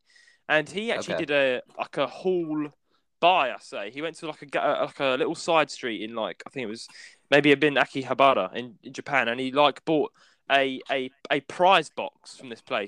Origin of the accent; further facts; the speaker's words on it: London, United Kingdom; moved away; we don't live in London, but I am from London